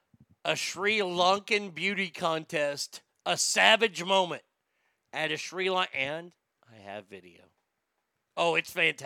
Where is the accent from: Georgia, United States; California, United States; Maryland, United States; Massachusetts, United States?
California, United States; Sacramento; saying I'm from Sacramento, land of the Newsom.